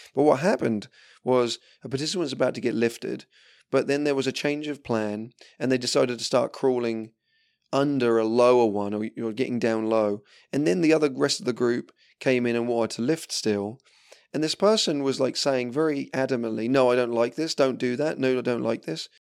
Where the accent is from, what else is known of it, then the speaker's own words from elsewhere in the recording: England, United Kingdom; being English and drinking tea